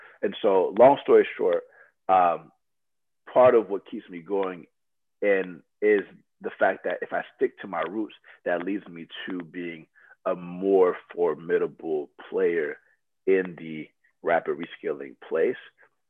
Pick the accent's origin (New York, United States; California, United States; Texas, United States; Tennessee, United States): California, United States; Loma Linda; born there; So I was born in Loma Linda, California, where people live for hundreds of years, right?